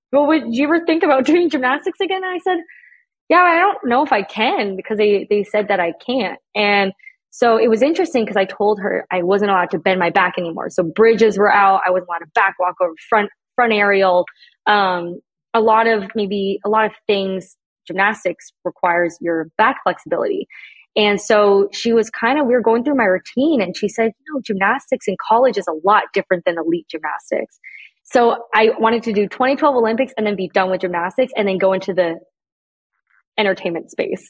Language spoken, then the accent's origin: English; Canada; moved away as an adult; I'm Canadian.